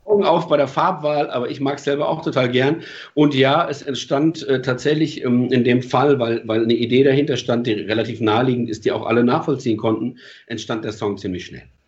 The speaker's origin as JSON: {"language": "German", "country": "Germany", "also_born_or_lived": "Palatinate / Switzerland", "said": "als Deutscher"}